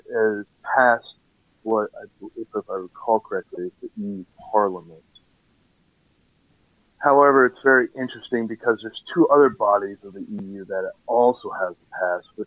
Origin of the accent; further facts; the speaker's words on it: United States; now in Europe; I'm at in Europe, even though I'm American